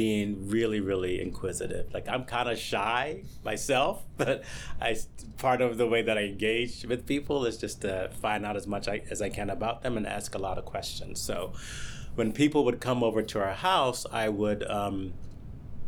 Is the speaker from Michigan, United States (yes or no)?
no; Wilmington, North Carolina, United States; moved away as an adult; also born or lived in California; now in Philadelphia, United States; I was home, where I'm from, visiting friends and family in Wilmington, North Carolina.